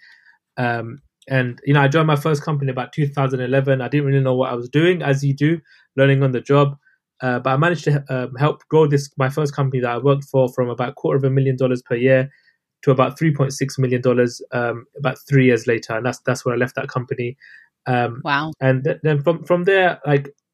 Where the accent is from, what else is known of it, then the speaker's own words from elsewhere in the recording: London, United Kingdom; I'm from London, UK. Those listening probably can tell by my accent.